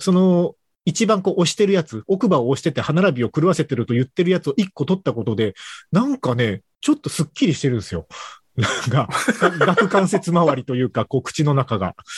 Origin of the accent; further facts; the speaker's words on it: Kagoshima, Japan; 鹿児島で生まれ育ってる